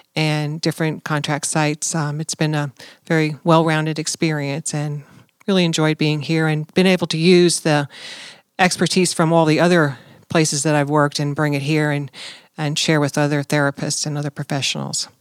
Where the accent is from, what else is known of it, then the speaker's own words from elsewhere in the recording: New Jersey, United States; moved away as an adult; I'm originally from New Jersey